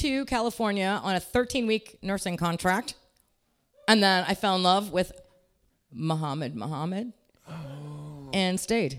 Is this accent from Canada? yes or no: no; Pakistan; Yeah, I am Pakistani. People always ask me if it's weird being a Pakistani comic.